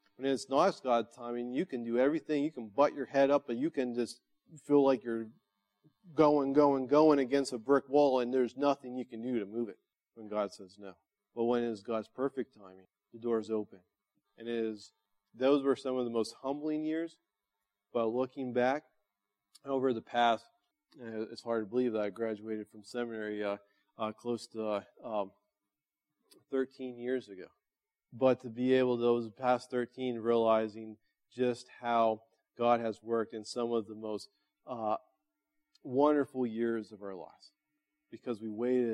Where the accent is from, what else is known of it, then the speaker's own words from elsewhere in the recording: United States; as American followers of Jesus